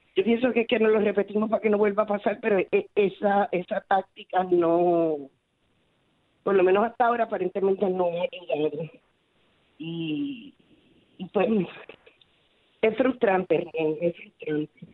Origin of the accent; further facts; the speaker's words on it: Puerto Rico; como puertorriqueño